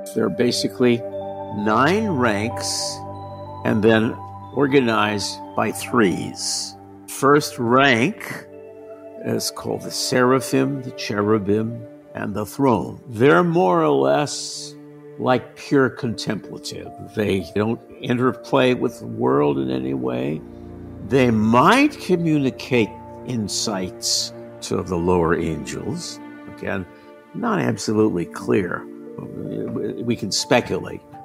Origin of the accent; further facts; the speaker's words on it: San Francisco, California, United States; moved away as an adult; also born or lived in Rome; born and raised in San Francisco